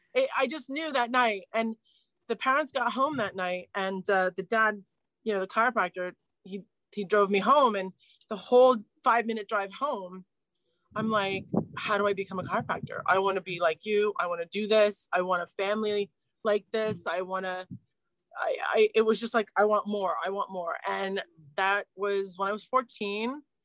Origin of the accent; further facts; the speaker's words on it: New Jersey, United States; moved away as an adult; also born or lived in New York City; now in London, United Kingdom; raised in New Jersey